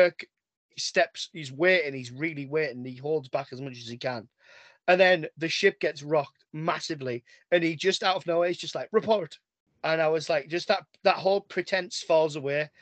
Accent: England, United Kingdom; I'm English

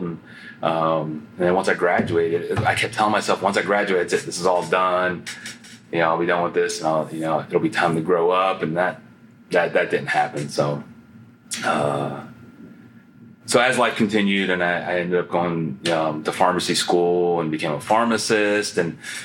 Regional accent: Canton, Ohio, United States; growing up in Canton, Ohio

